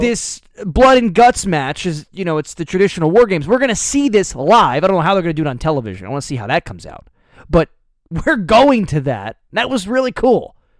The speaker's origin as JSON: {"language": "English", "region": "New Jersey", "country": "United States", "said": "We're from New Jersey."}